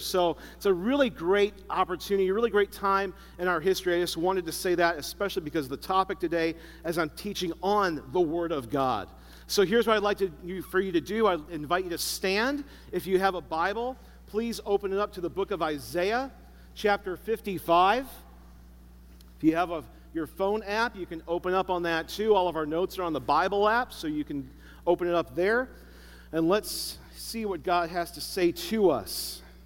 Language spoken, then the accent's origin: English; Chicago, Illinois, United States; I grew up in Chicago